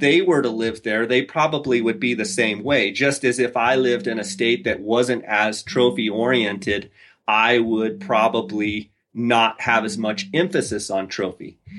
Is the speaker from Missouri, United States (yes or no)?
no; Arizona, United States; I'm from Arizona.